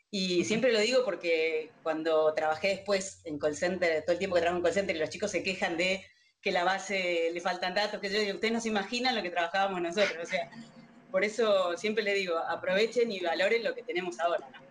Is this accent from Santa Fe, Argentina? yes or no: no; Río Gallegos, Santa Cruz, Argentina; moved away as an adult; now in Buenos Aires, Argentina; cuando vine a estudiar a Buenos Aires, soy de Río Gallegos, de Santa Cruz, no soy de acá.